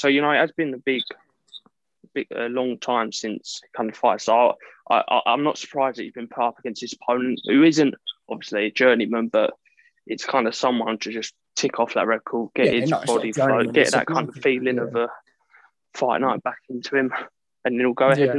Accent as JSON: {"language": "English", "country": "United Kingdom", "said": "as a British fan, he's not really known over here."}